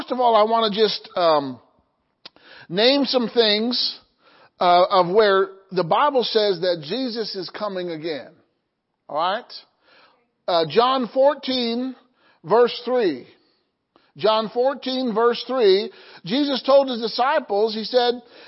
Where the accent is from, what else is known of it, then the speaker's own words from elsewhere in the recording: Illinois, United States; my hometown in Illinois